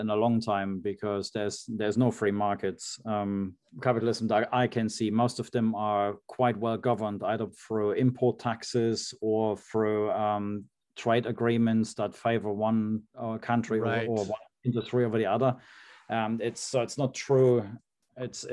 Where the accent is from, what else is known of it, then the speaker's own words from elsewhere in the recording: East Germany, Germany; I grew up in East Germany, like in the 70s, 80s, still in the middle of the Cold War.